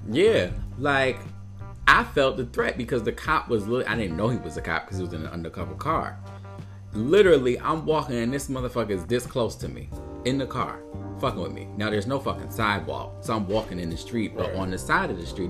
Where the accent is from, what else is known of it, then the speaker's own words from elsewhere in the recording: New Haven, Connecticut, United States; I grew up in New Haven